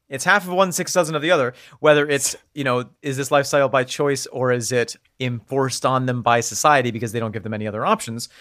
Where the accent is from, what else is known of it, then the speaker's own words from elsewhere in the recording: United States; We're coming out as American.